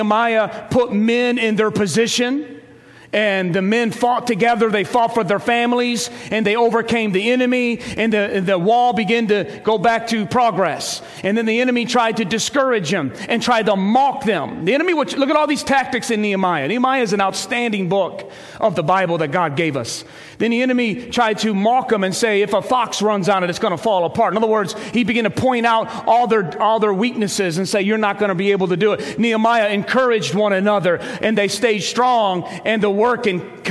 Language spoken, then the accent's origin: English; Ecorse, Michigan, United States; I grew up in Ecorse